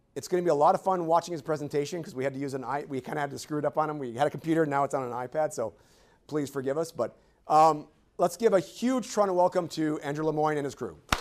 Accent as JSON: {"language": "English", "town": "Ottawa", "region": "Ontario", "country": "Canada", "tie": "born or raised there", "moved": "yes", "said": "my hometown, from, uh, Barhaven area in Ottawa"}